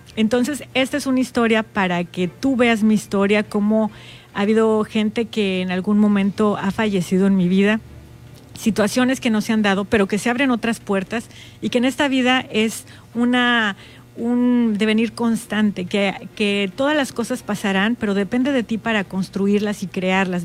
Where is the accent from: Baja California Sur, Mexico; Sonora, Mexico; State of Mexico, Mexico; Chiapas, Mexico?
Baja California Sur, Mexico; las sudcalifornianas y las mexicanas